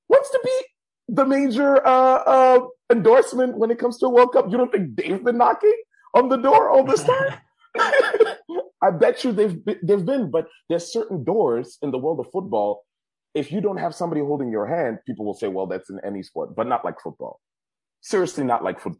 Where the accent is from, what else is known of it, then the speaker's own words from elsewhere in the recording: Germany; moved away; I grew up in Germany